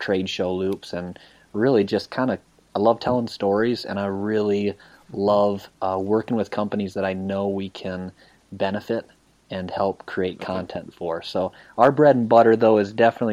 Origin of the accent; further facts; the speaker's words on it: Iowa, United States; I grew up obviously in Iowa